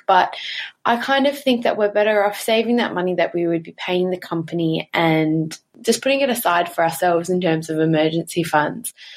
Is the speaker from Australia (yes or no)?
yes; Australia; I'm actually from Australia